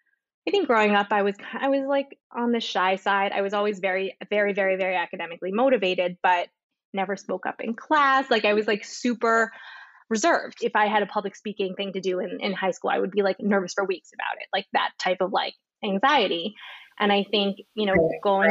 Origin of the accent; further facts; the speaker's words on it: New Jersey, United States; moved away as an adult; also born or lived in Washington, D.C. / Chicago / Switzerland; now in Miami, United States; I grew up in New Jersey